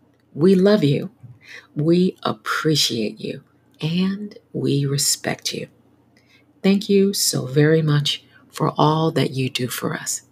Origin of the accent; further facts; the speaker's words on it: New York City, New York, United States; I am a New Yorker, and I love my city.